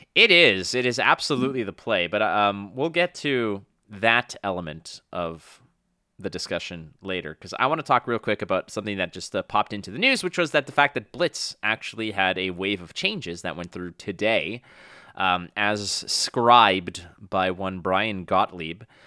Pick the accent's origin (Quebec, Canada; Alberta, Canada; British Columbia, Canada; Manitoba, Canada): Quebec, Canada; Montreal; now in Toronto, Canada; my friends that I grew up with back in my hometown of Montreal